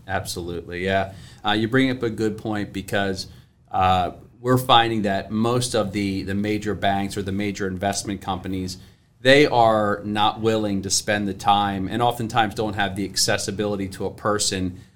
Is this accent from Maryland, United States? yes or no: yes; Salisbury, Maryland, United States; moved away as an adult; also born or lived in Philadelphia area; now in Philadelphia, United States; I'm from the, uh, from Maryland, uh, down near Ocean City, Salisbury, Maryland, about three hours from here. So, uh, I didn't grow up here